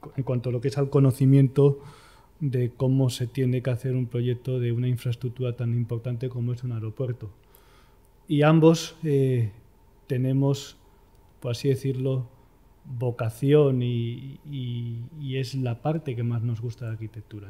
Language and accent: Spanish; Madrid, Community of Madrid, Spain; Nací en Madrid, soy madrileño, de madre asturiana y de padre toledano